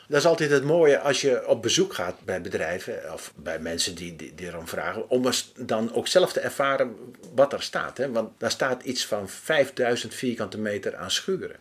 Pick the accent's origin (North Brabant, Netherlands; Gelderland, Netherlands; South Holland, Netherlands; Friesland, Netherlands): Gelderland, Netherlands; Steenenkamer; ik kom zelf uit Stenenkamer oorspronkelijk.